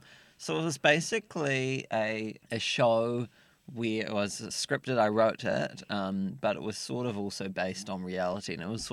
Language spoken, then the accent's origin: English; Dunedin, Otago, New Zealand; Well, I grew up in Dunedin and I did not have many friends.